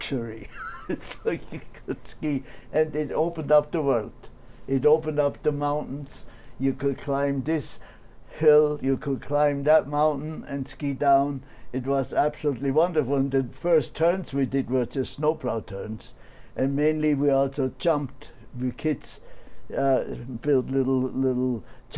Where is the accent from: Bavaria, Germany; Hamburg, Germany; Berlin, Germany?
Bavaria, Germany; Oberstaufen; I was born in Oberstaufen, Bavaria, in the mountains.